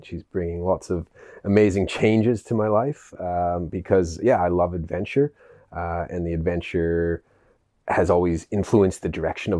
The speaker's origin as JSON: {"language": "English", "region": "British Columbia", "country": "Canada", "tie": "born there", "said": "Well, I was born in Canada, in British Columbia."}